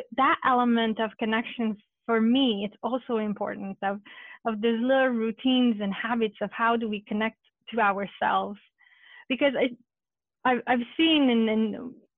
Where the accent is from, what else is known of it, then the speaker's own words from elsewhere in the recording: Romania; now in United States; when I was growing up in Romania as a Hungarian girl